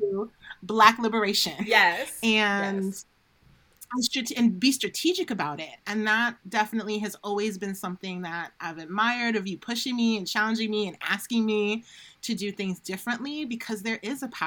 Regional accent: Silver Spring, Maryland, United States; I grew up in Maryland, and at the time, it was considered Silver Spring.

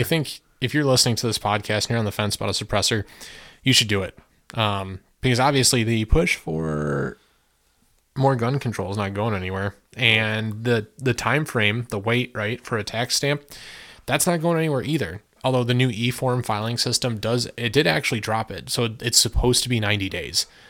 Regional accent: United States; I appreciate being an American and I love being an American and I love my country

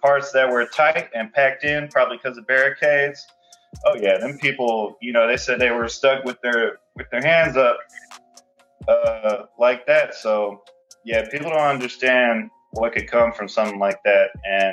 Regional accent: Houston, Texas, United States; I'm from Houston, Texas

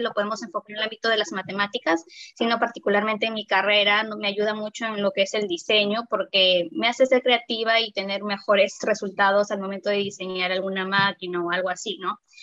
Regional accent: Chiclayo, Lambayeque, Peru; now in Lima, Peru; estoy en Lima, o sea, yo soy de Chiclayo

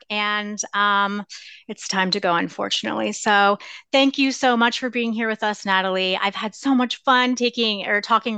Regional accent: Lancaster, Pennsylvania, United States; now in Chicago, United States; I'm from Lancaster, Pennsylvania

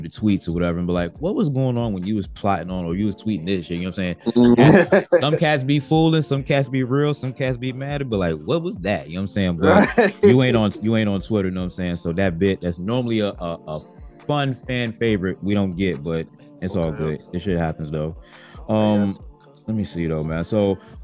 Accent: Virginia Beach, Virginia, United States; I'm from Virginia Beach

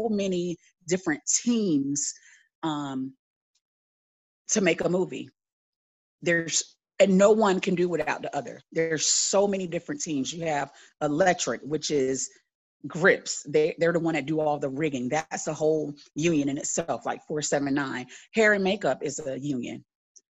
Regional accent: Tampa, Florida, United States; moved away as an adult; now in Atlanta, United States; I am originally from Tampa, Florida, but I live in Atlanta, Georgia.

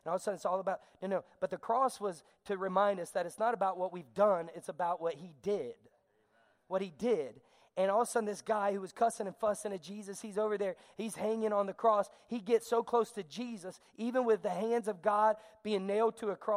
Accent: the South, United States; I'm a Southerner, but I'm going to talk fast like a Yankee

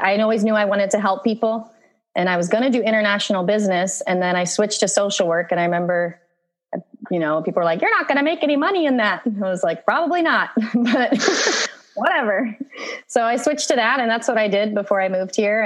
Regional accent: Virginia, United States; moved away as an adult; also born or lived in Russia / Harrisonburg, Virginia; now in Costa Rica; I was born in Russia, but I was adopted. So when I was 15 months, I was adopted and by an American family. And that's how I ended up in Virginia. And I grew up there.

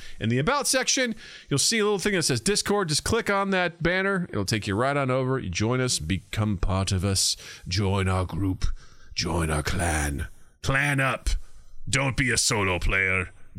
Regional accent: Illinois, United States; we're from Illinois.

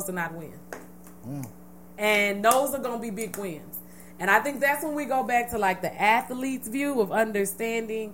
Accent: Texas, United States; we grew up here in Texas

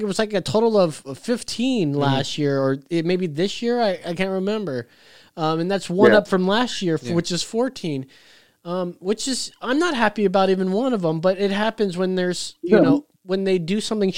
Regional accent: New York, United States; I'm from New York.

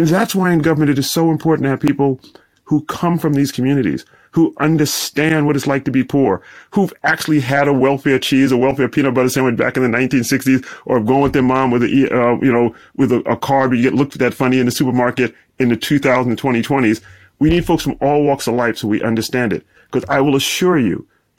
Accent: Brooklyn, New York, United States; moved away as an adult; also born or lived in Midwest / Washington, D.C. / Stanford; So in my hometown of Brooklyn, literally one out of five households in where I grew up didn't have a telephone in the 1980s

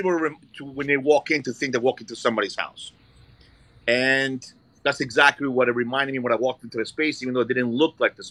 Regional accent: Brooklyn, New York, United States; also born or lived in Italy / Florence, Italy; now in Staten Island, United States; I was born in Italy, but I grew up in Brooklyn.

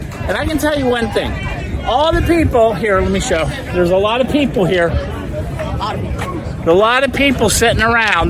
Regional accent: Cincinnati, Ohio, United States; now in Florida, United States; I'm from Ohio.

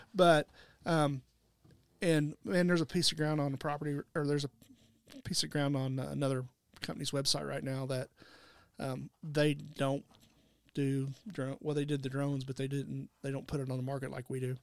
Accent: United States; I'm from Wayne County

